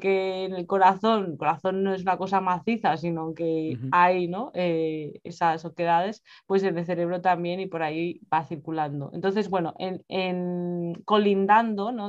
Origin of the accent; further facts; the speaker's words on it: Spain; moved away as an adult; now in England, United Kingdom; yo soy de España, pero vivo en Reino Unido desde hace ya, un, bueno, más de dos años